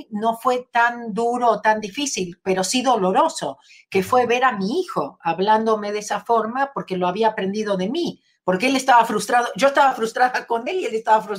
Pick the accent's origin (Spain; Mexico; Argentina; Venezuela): Argentina; moved away as an adult; now in Los Angeles, United States; Nací en Argentina